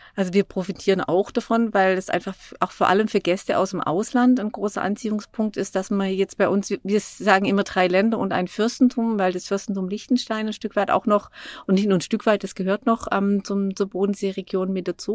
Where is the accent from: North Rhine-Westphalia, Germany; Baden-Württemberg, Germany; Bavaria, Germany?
Baden-Württemberg, Germany; Dornstetten; moved away as an adult; also born or lived in Todtmoos / Münstertal / Lake Constance; ich bin im Schwarzwald aufgewachsen, genauer gesagt in Dornstetten im Nordschwarzwald